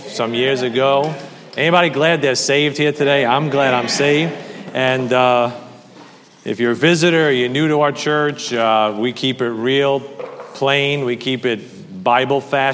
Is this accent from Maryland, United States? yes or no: no; New York, United States; I'm from New York